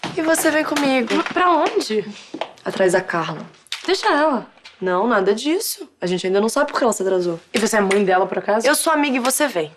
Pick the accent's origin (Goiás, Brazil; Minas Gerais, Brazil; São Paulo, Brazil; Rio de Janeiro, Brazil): Rio de Janeiro, Brazil; Made in Meyer, tá, gente? Da minha área, da minha terra